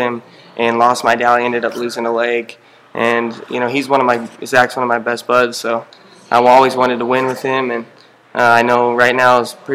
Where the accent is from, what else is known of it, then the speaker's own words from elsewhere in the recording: Albuquerque, New Mexico, United States; I'm from Albuquerque, New Mexico